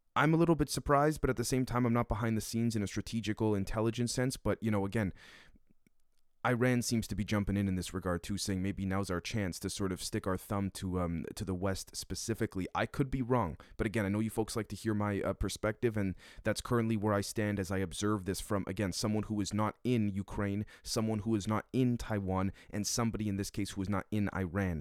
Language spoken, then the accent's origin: English; Canada; as a Canadian